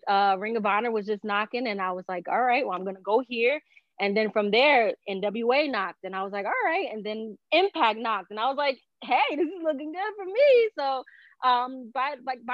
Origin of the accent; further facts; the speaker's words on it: Newark, New Jersey, United States; I'm originally from Newark, New Jersey. Do have a Puerto Rican heritage